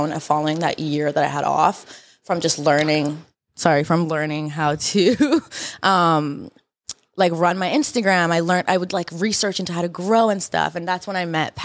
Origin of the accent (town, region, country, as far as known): Canada; born or raised there; also born or lived in Iran